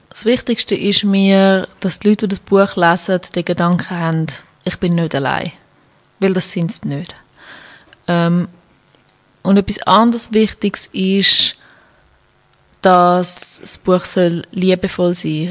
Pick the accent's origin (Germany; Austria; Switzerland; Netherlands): Switzerland; Schaffhausen; now in Zurich, Switzerland; in Schaffhausen, wo ich aufgewachsen bin